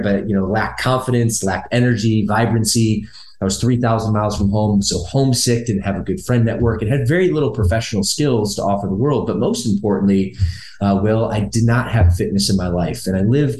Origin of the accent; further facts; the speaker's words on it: Michigan, United States; moved away as an adult; also born or lived in Los Angeles; I spent the latter half of my childhood there, and the state of Michigan, where my mom's from.